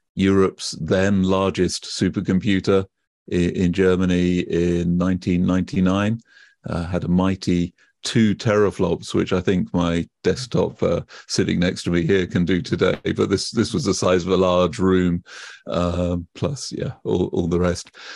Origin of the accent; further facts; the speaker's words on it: United Kingdom; accent: British; you can probably tell from my accent already, I am British, and I grew up, uh, in the U K